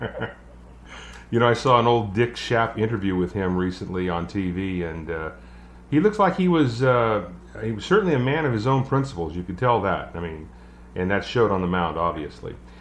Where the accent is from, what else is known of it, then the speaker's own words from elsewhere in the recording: Sacramento, California, United States; my hometown of Sacramento, California